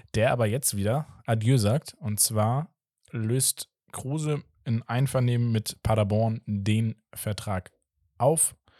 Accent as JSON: {"language": "German", "country": "Portugal", "said": "als Portugiese"}